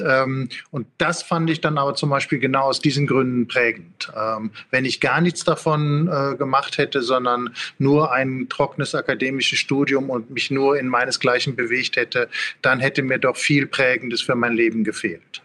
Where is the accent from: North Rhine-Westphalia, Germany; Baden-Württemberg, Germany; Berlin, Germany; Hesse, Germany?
North Rhine-Westphalia, Germany; Ruhr area; ich komme aus dem Ruhrgebiet